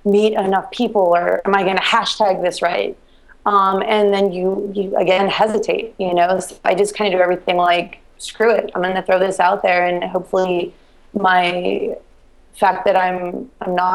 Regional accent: Reno, Nevada, United States; moved away as an adult; now in Baltimore, United States; I grew up in Reno

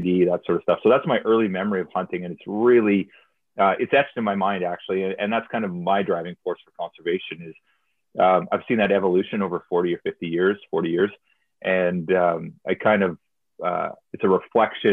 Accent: southern Alberta, Canada; I grew up actually in Alberta. I was raised on a farm in southern Alberta

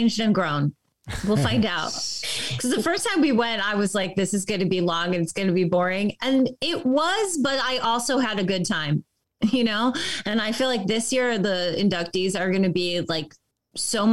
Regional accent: Chicago, Illinois, United States; moved away as an adult; now in Los Angeles, United States; I grew up in Chicago and I did improv and comedy there. And then I moved

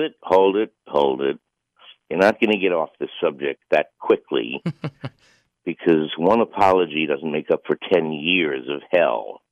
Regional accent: New York City, New York, United States; I grew up in the same little area that he did. You know, we're both from Bayside

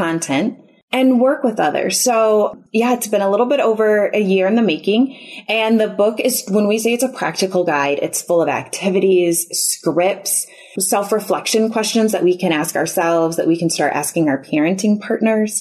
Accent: Chicago, Illinois, United States; now in Houston, United States; we're originally from the Chicago area

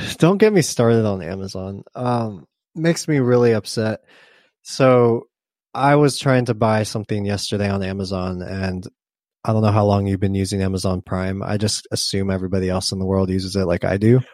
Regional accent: Southern California, United States; I grew up in Southern California

